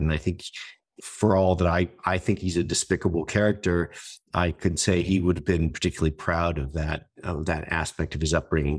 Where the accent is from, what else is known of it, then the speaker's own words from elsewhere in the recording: United States; as an American